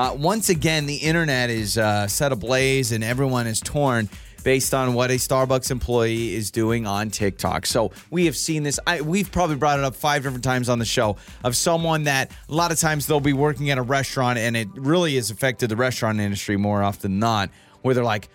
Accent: Troy, United States; born or raised there; moved away

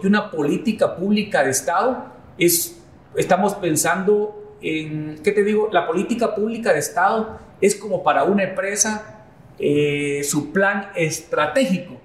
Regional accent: Escuintla, Guatemala; yo nací en Escuintla.

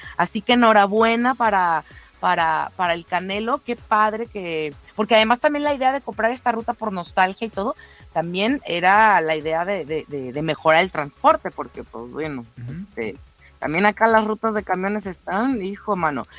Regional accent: Mexico; no soy alemana, o sea, quiero mucho a Alemania, está padre y todo, pero pues al final del día, 100% mexicana

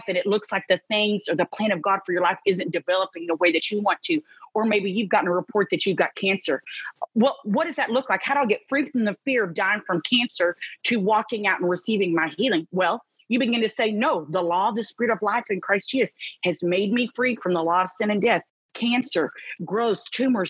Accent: Texas, United States; I'm from Texas

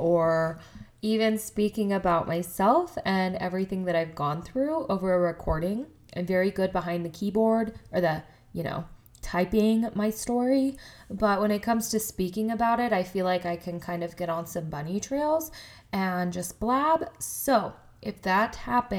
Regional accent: Colorado, United States; also born or lived in Denver; I was born in Colorado. I was raised in a very small town in Colorado.

